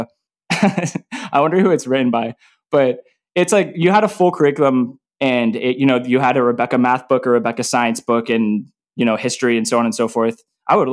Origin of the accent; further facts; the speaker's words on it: Arlington, Texas, United States; I grew up in Arlington, Texas